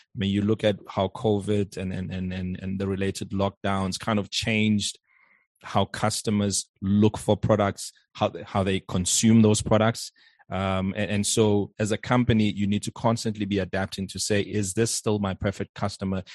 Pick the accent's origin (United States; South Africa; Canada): South Africa; also born or lived in Johannesburg; born and bred in South Africa. I live in Johannesburg